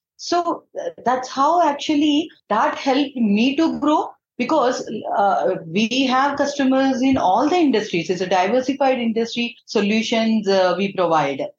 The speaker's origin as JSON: {"language": "English", "town": "Eluru", "region": "Andhra Pradesh", "country": "India", "also_born_or_lived": "Hyderabad", "moved": "as an adult", "said": "I'm from Eluru. It's one of the town in uh, Andhra Pradesh"}